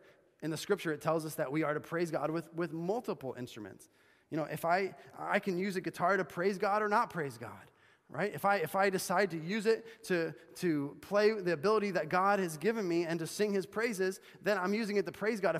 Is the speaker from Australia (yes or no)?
no; Bolivia; But I remember hearing someone playing the saw when I was growing up in Bolivia.